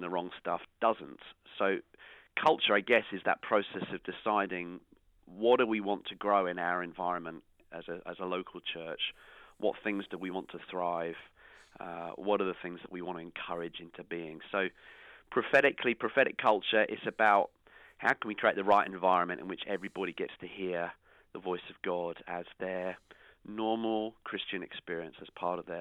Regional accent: the South Coast, South East England, United Kingdom; moved away as an adult; also born or lived in Newcastle; now in Bedford, United Kingdom; I grew up on the South Coast

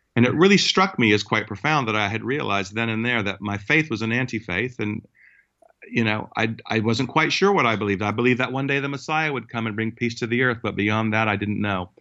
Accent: United States; moved away; it actually, uh, was in the United States where I, where I w-, grew up

